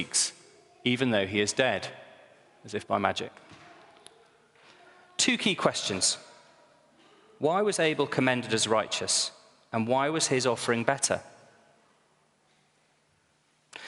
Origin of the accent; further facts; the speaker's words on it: Northumberland, North East England, United Kingdom; I was brought up in Northumberland